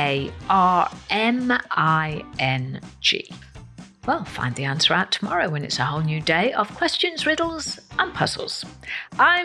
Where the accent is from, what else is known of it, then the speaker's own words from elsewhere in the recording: Wales, United Kingdom; I am Welsh.